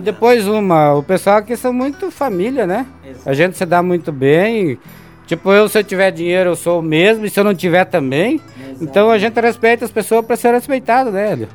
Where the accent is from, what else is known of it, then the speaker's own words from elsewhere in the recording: Campo Erê, Santa Catarina, Brazil; also born or lived in São Donato; eu me criei na região de Campo Herê